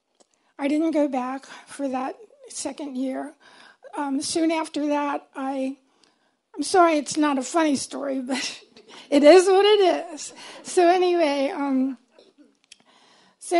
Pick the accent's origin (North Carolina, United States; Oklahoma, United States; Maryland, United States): Maryland, United States; Baltimore; I grew up in Baltimore.